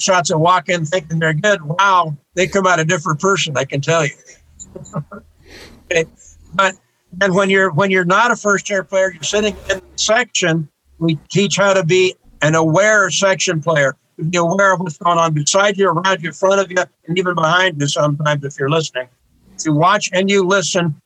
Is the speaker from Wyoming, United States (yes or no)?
yes; northern Wyoming, United States; now in Tucson, United States; I was the first classically oriented musician in my hometown in northern Wyoming